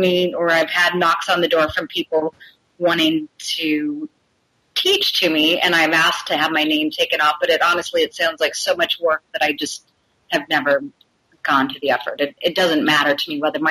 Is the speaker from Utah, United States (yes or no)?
yes; Logan, Utah, United States; moved away as an adult; now in Seattle, United States; I spent most of my childhood growing up in Logan, Utah.